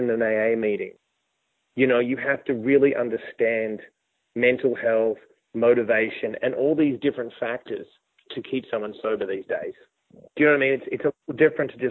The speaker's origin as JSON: {"language": "English", "country": "Australia", "also_born_or_lived": "New York", "moved": "as an adult", "said": "me being an Australian"}